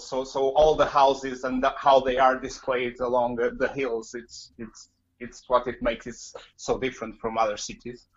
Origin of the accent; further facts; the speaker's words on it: Porto, Norte, Portugal; English is a second language; moved away as an adult; now in Cambridge, United Kingdom; I'm from Porto in Portugal. Uh, I was born there and lived there until I was in my early 30s, and then I came to Cambridge seven years ago.